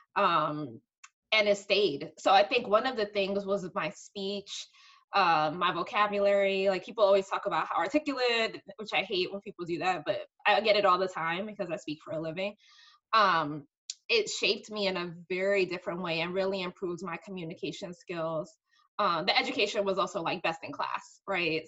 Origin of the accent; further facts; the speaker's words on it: New York City, New York, United States; I grew up in the Bronx, uh, right by Yankee Stadium